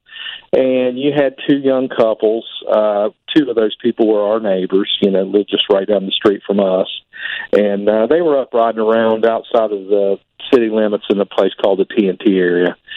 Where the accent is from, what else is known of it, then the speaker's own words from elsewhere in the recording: Point Pleasant, West Virginia, United States; Well, I'm from Point Pleasant, West Virginia. You know, that's the home of the Mothman, pretty much. Born and raised there